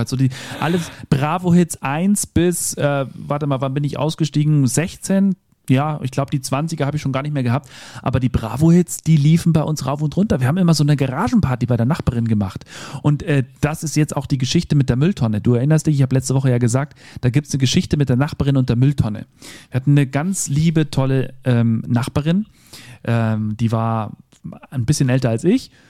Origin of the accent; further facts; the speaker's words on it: Bad Reichenhall, Bavaria, Germany; Dann habe ich noch gesehen äh, Titus und Tarantula in meiner Jugend hier in Bad Reichenhall.